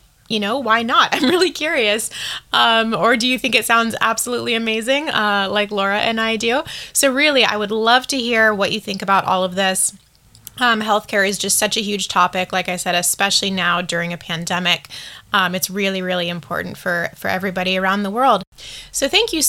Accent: United States; moved away as an adult; now in Taiwan; as an American, as a foreigner living here

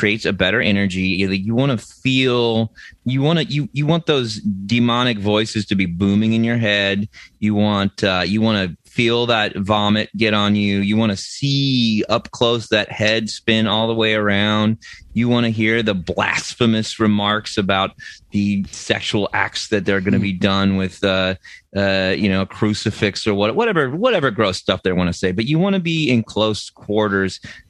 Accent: United States; as an American

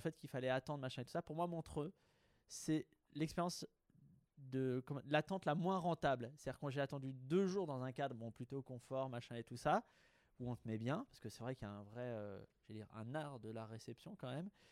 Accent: Haute-Savoie, Auvergne-Rhône-Alpes, France; moved away; mon chez moi natal

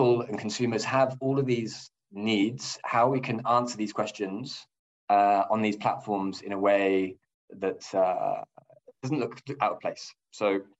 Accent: England, United Kingdom; moved away as an adult; now in Nordic countries; I am indeed English and British. And I came from L'Oréal in the UK

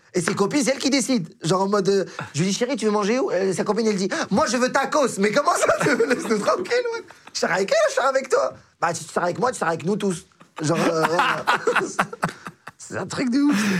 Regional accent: Morocco; now in France; je suis marocain

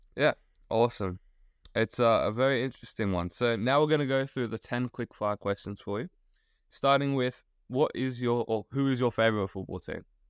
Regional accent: Australia; as an Australian

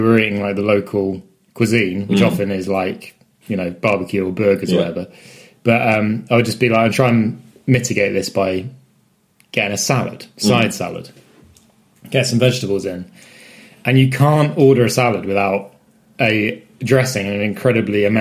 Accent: West Country, South West England, United Kingdom; we're from the West Country, so we're from the home of cheddar

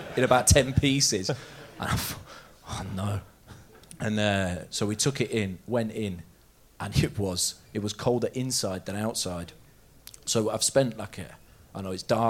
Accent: Leicester, East Midlands, United Kingdom; now in Norway; I'm from Leicester

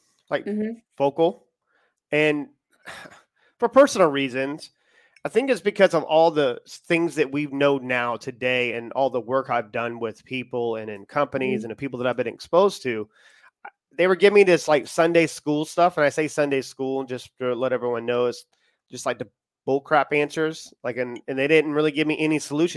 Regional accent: United States; now in United Kingdom; we're in the UK. Well, obviously I'm American

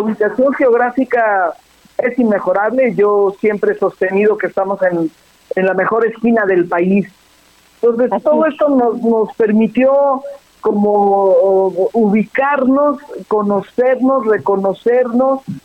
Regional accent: Jilotepec, State of Mexico, Mexico; nos trajeron a Jirotepec hace ya 60 años

